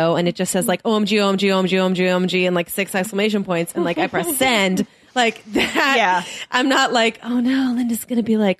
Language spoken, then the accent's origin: English; United Kingdom; Do you know I'm British?